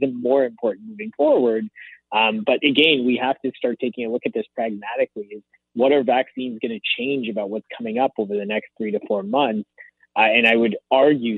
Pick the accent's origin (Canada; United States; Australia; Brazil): Canada; as a Canadian